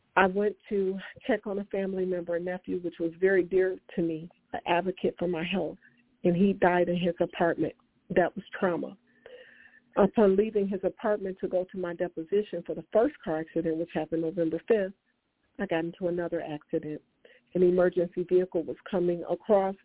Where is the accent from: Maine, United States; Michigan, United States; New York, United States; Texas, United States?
Michigan, United States; Detroit; I'm from Detroit, Michigan